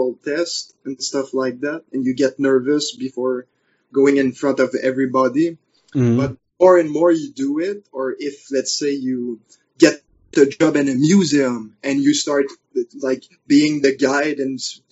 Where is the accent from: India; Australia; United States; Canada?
Canada; accent: French; first language French; English is a second language; I'm basically speaking with my French accent, really pronounced